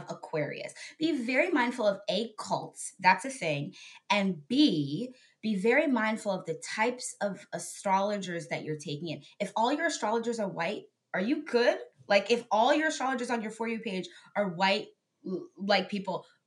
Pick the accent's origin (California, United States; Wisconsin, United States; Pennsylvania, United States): Pennsylvania, United States; State College; moved away as an adult; also born or lived in London / Dublin; now in Los Angeles, United States; I'm from a small little town in Pennsylvania, which, by the way, is a college town